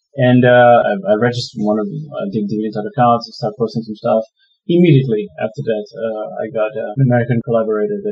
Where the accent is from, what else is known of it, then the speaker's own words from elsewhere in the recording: Maputo, Mozambique; now in Toronto, Canada; I'm African and I'm from Mozambique. I grew up in the capital, Maputo